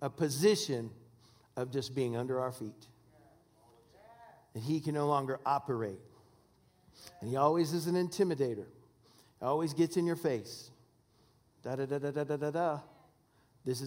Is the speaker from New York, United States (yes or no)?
no; Washington, United States; I'm from Washington State